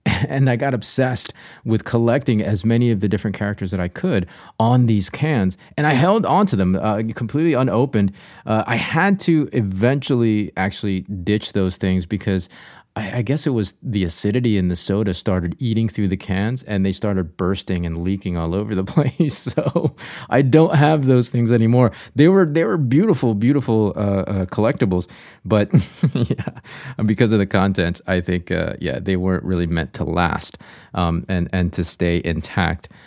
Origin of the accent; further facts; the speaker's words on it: North Carolina, United States; dear friends of mine that I grew up with here in North Carolina